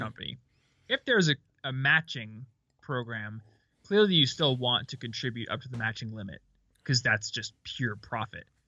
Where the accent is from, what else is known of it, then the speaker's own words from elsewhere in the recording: Midwest, United States; I'm from the Midwest